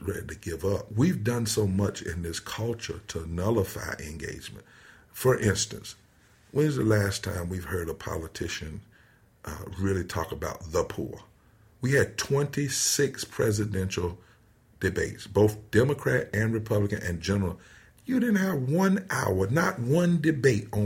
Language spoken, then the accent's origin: English; the South, United States; I'm from the South.